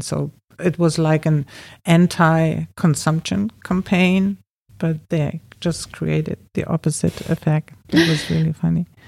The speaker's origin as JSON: {"language": "English", "country": "Germany", "tie": "born or raised there", "also_born_or_lived": "Berlin", "moved": "as an adult", "lives_now": "Los Angeles, United States", "said": "I grew up in Germany"}